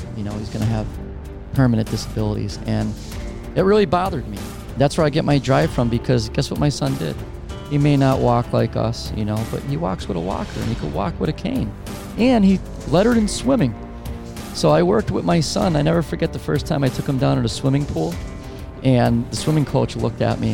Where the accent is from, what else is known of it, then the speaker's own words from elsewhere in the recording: Scranton, Pennsylvania, United States; my hometown there in Scranton